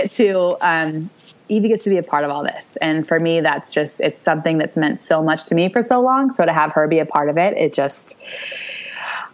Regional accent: California, United States; I'm from California

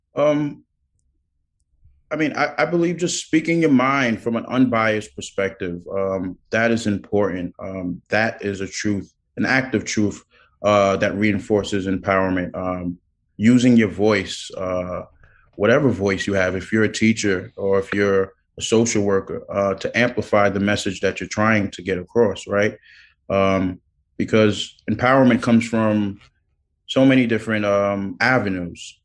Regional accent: New York City, New York, United States; I was born in Brooklyn

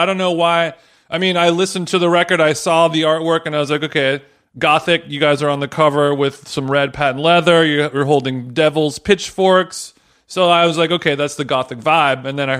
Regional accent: Orange County, California, United States; I grew up in Orange County

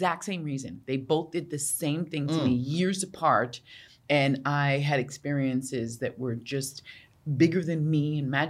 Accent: New York, United States; I grew up in New York in the 80s

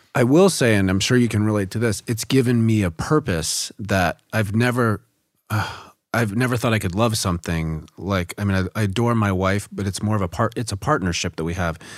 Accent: the South, United States; growing up in the South.

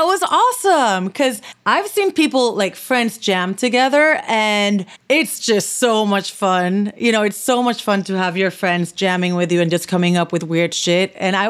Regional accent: Puerto Rico; Okay, growing up in Puerto Rico, and like I mentioned, we grew up listening to reggae.

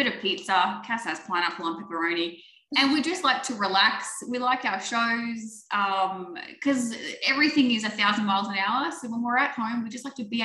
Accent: Sydney, New South Wales, Australia; now in Orlando, United States; I'm from Sydney, Australia.

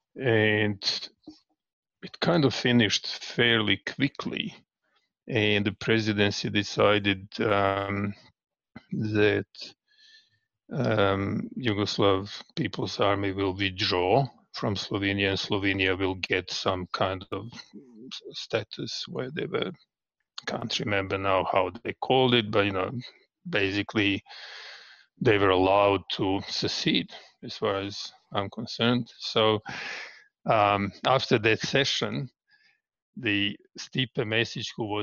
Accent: Belgrade, Serbia; moved away as an adult; now in Canberra, Australia; most of my life I lived in Belgrade, or Belgrade as it's known here, capital city.

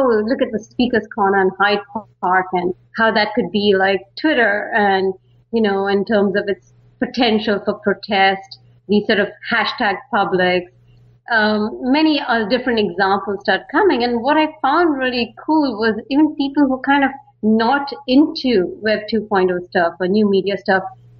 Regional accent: Bangalore, Karnataka, India; now in San Francisco, United States; I'm from India. I mean, particularly Bangalore. A lot of people know it as the Silicon Valley of India. And so I grew up there and moved to San Francisco

